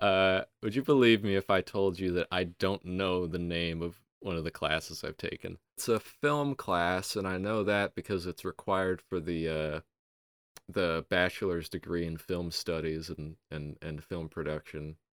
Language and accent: English; Milwaukee, Wisconsin, United States; Milwaukee, Wisconsin.